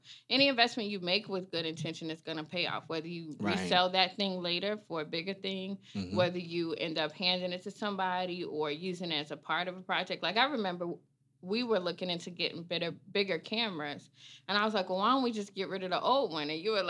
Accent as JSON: {"language": "English", "town": "Chicago", "region": "Illinois", "country": "United States", "said": "New Orleans has influenced me, you know, and I'm from Chicago."}